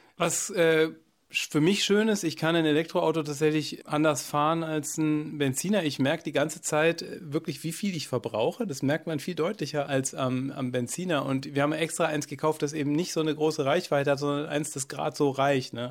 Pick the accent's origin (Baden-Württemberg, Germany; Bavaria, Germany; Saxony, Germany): Bavaria, Germany; Allgäu; moved away as an adult; now in Sieben Linden, Germany; ins Allgäu, wo ich herkomme